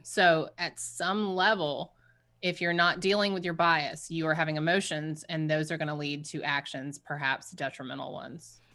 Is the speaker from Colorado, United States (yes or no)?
no; Savannah, Georgia, United States; growing up in the South, um, in Savannah